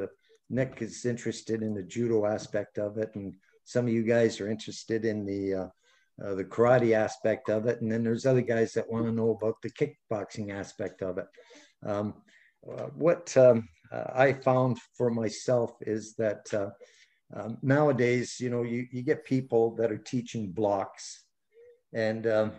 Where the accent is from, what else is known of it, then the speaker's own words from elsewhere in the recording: Canada; as a Canadian